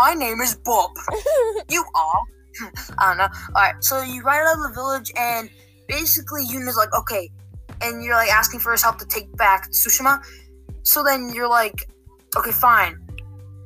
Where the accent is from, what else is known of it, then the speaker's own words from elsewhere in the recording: Canada; We're all Canadian here